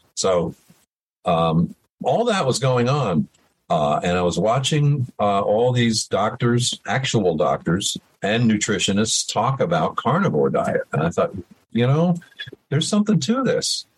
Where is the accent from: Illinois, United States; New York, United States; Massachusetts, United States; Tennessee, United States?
New York, United States; Middletown; also born or lived in Woodstock, New York; I grew up in Middletown, New York, which is about 40 minutes from where the Woodstock um, uh, festival happened